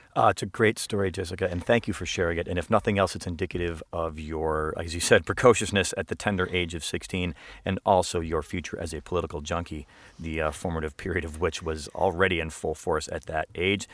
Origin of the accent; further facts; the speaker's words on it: Chicago, Illinois, United States; my hometown of Chicago